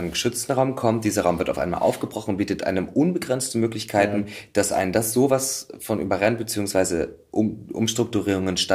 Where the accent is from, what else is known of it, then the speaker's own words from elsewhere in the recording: Saxony, Germany; Ich komme aus Sachsen und ja.